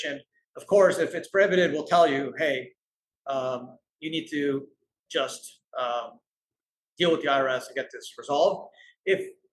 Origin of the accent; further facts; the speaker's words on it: Canada; I'm Canadian